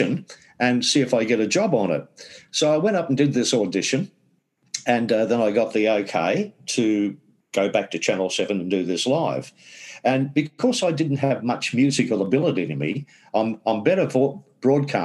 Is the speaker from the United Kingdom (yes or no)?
no; Scarborough, Queensland, Australia; I was brought up in Scarborough, not the Scarborough in England